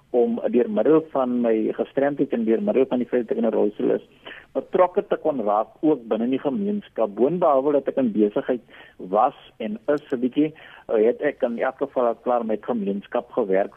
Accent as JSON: {"language": "Afrikaans", "country": "South Africa", "said": "ons as Suid-Afrikaners"}